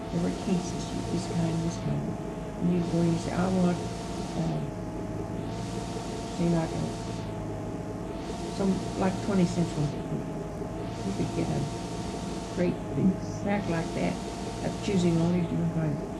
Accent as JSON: {"language": "English", "town": "Marceline", "region": "Missouri", "country": "United States", "tie": "born or raised there", "said": "I was from Marceline."}